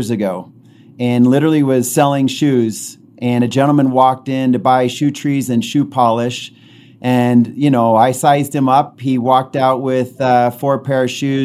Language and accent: English; Utah, United States; I was born and raised in Utah